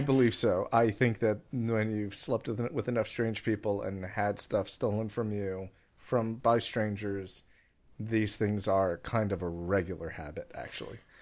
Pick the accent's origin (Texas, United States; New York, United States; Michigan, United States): New York, United States; Long Island; My hometown, Long Island, New York